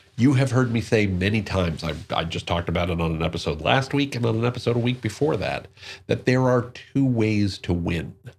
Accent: Newark, New Jersey, United States; I'm from Newark, New Jersey, uh, born and raised

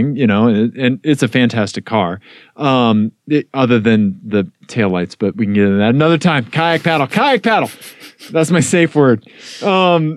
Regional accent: Missouri, United States; Growing up in Missouri

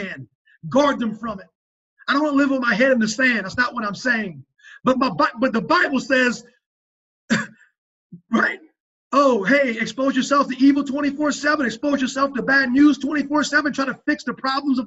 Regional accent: South Louisiana, United States; moved away; I'm a Cajun

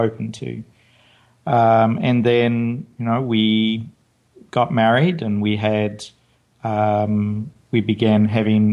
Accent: New Zealand; moved away as an adult; now in United States; I'm not from the US. I was born in New Zealand, at least, but I've lived in other places.

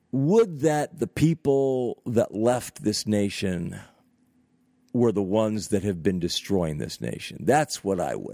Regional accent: Northeast United States, United States; also born or lived in California; I've lived in extreme Northeast United States of America for most of my life

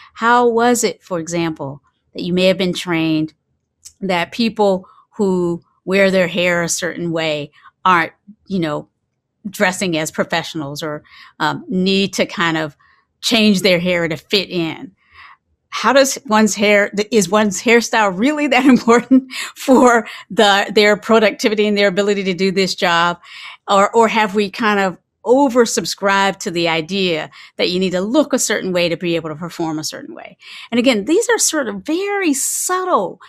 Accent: Kinston, North Carolina, United States; I grew up in, um, in the South. I grew up in, I was born in Kinston, North Carolina, and the particular community that I was raised

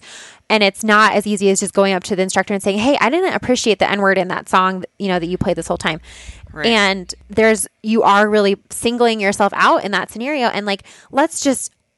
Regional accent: Boulder, Colorado, United States; I'm from Boulder

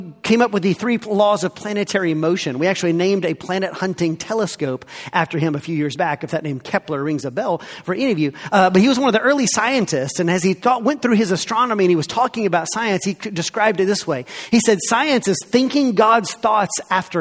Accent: the South, United States; I grew up here in the South.

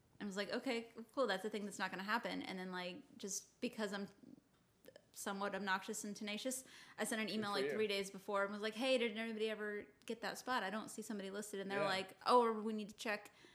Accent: Denver, Colorado, United States; moved away as an adult; I grew up in Denver

